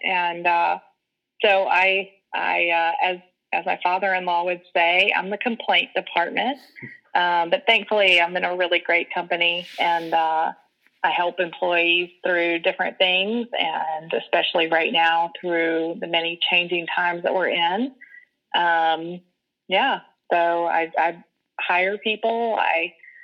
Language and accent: English; Rock Hill, South Carolina, United States; here in Rock Hill from middle school up. It didn't really go away for college or anything. So I stayed in the area